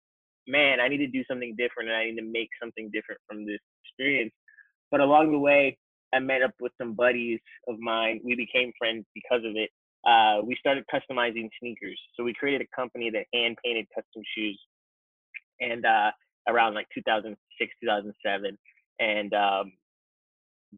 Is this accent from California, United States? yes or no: no; Fort Lauderdale, Florida, United States; also born or lived in New York / Orlando / Jamaica (ancestry); I grew up mainly in Florida, South Florida, north of Miami, Fort Lauderdale is where kind of call home